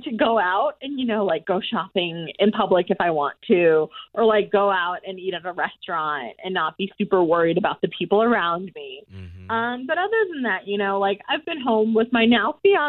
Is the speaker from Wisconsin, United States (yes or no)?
yes; Wisconsin, United States; I'm from Wisconsin. My fiance is from New York. Buffalo area.